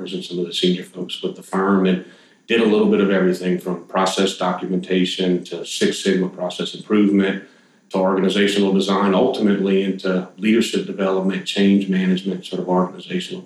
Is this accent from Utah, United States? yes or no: no; Opelousas, Louisiana, United States; also born or lived in Port Barre, Louisiana / Atlanta / New York; I grew up here in South Louisiana, Jason. So originally from Opelousas and later moved to Port Barry